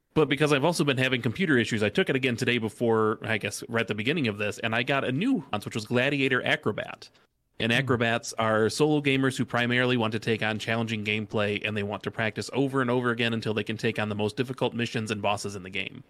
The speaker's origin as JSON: {"language": "English", "town": "Detroit", "region": "Michigan", "country": "United States", "said": "I am from Detroit"}